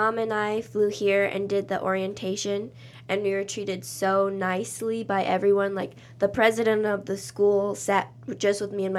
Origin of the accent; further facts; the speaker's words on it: Auburn, Washington, United States; moved away as an adult; Yes, I'm from Auburn, Washington, which is 40 minutes south of Seattle.